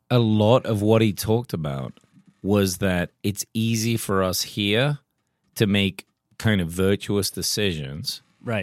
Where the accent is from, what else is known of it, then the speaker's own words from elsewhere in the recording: England, United Kingdom; now in United States; We grew up in England